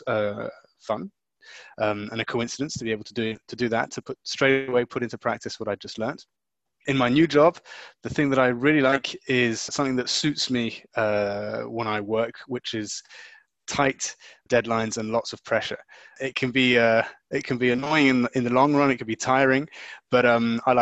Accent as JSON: {"language": "English", "country": "Luxembourg", "tie": "born or raised there", "moved": "yes", "lives_now": "Brussels, Belgium", "said": "I was born in Luxembourg and brought up in Luxembourg"}